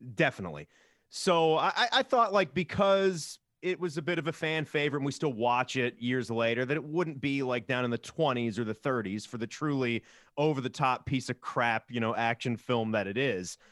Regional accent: Virginia, United States; I grew up in Virginia where we had Paramount's King's Dominion

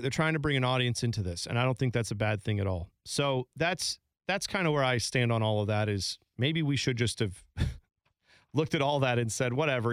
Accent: United States; I'm speaking as an American who's lived in America his whole life

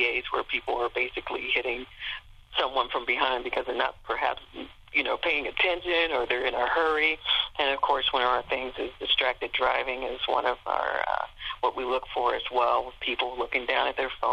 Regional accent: Cincinnati, Ohio, United States; also born or lived in Portsmouth, Ohio; My first assignment was Portsmouth, Ohio, and I'm from Cincinnati, and so I was able to transfer back within a year to my, you know, close to my home area.

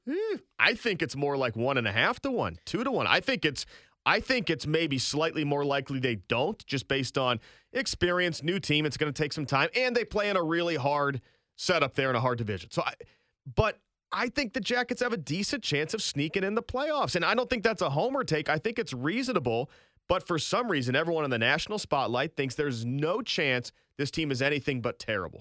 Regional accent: Northeast Ohio, United States; when I grew up in Northeast Ohio

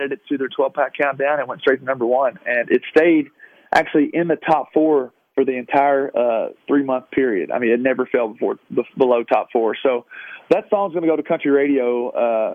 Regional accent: Louisville, Kentucky, United States; moved away; it was my hometown

